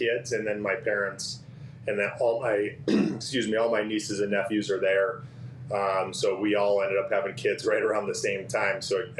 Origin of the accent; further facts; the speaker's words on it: Las Vegas, Nevada, United States; I mean, so I'm from Las Vegas, so I'm going to throw that out there right away.